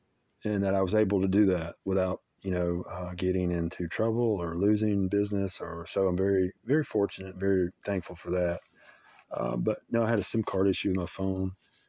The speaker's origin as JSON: {"language": "English", "town": "Cairo", "region": "Tennessee", "country": "United States", "said": "I'm from Cairo, Tennessee. It's a little different. It's about 15 minutes over, but it's still a suburb next to Germantown."}